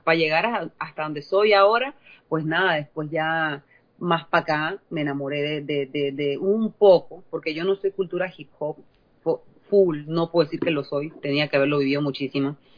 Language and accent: Spanish; La Chorrera, Panamá Oeste, Panama; moved away as an adult; now in United States; la región donde yo nací, que es un pueblito que se llama Chorrera